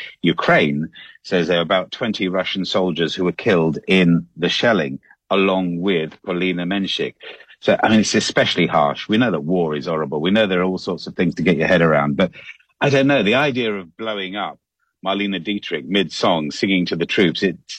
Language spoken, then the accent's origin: English; London, United Kingdom; … that I love London so.